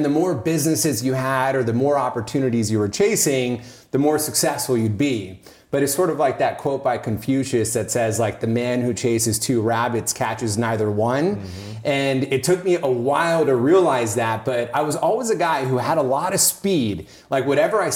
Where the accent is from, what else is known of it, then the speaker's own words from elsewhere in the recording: Oakland, California, United States; moved away as an adult; now in Los Angeles, United States; I grew up in Northern California. I grew up in like this conservative Indian household. So Oakland, Oakland area.